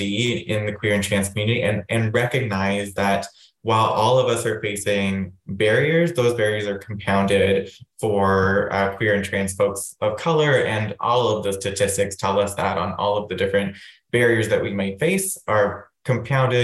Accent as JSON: {"language": "English", "town": "Waterloo", "region": "Ontario", "country": "Canada", "tie": "born or raised there", "moved": "yes", "lives_now": "London, Canada", "said": "growing up in Waterloo"}